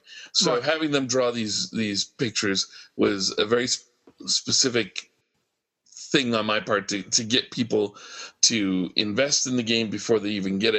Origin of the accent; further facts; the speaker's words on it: United States; As an American consumer